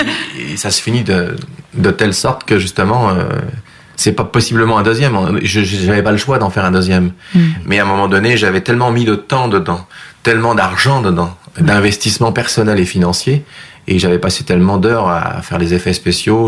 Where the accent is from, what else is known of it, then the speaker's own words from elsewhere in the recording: France; moved away as an adult; also born or lived in Rive-Sud, Quebec, Canada; now in Quebec, Canada; ma France natale